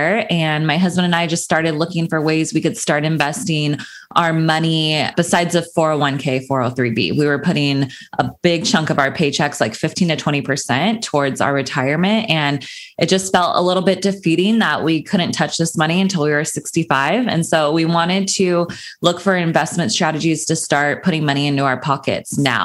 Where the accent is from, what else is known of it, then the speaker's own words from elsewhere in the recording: Sacramento, California, United States; moved away as an adult; now in Los Angeles, United States; I grew up in Sacramento, California. That's where I was raised.